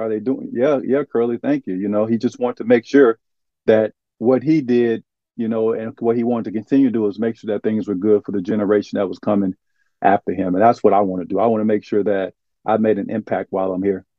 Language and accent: English; Arkansas, United States; moved away as an adult; also born or lived in Shreveport, Louisiana; now in Florida, United States; growing up in Arkansas, where I grew up at, there wasn't a lot of diversity.